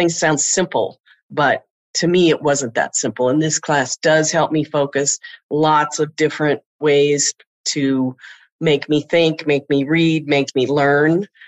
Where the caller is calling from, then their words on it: Denver, Colorado, United States; I'm in Denver, Colorado.